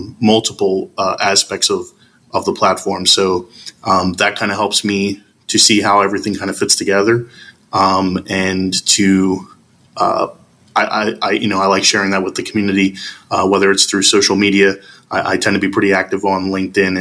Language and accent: English; Philadelphia, Pennsylvania, United States; I am from Philadelphia, PA in the United States.